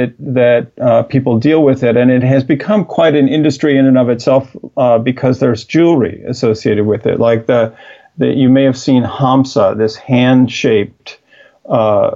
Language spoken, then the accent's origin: English; Midwest of the United States, United States; growing up in the Middle West of the United States